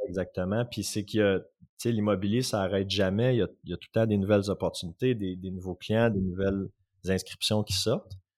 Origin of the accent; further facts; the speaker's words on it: Outaouais, Quebec, Canada; also born or lived in Gatineau; je viens de l'Outaouais